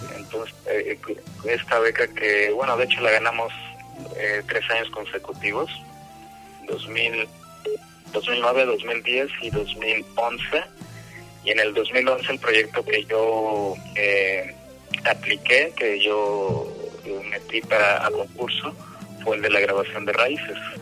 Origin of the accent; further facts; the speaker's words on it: Mexico; somos mexicanos